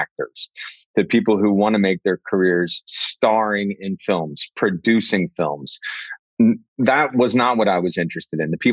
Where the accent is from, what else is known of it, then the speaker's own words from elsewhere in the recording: New York City, New York, United States; on Broadway in the city, in my hometown